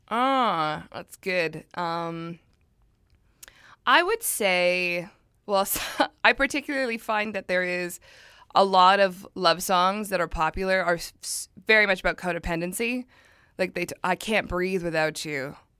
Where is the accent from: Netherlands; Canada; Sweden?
Canada; Surrey, British Columbia; I'm from Surrey, and it's not a nice